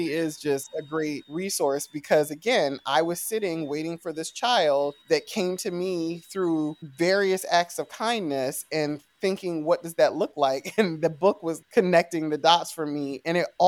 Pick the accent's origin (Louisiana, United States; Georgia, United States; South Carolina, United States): South Carolina, United States; moved away; I grew up in South Carolina